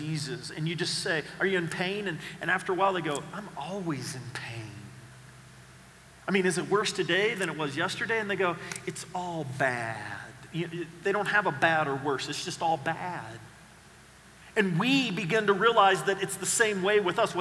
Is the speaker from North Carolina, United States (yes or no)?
no; Oklahoma, United States; I grew up in Oklahoma with the Dust Bowl days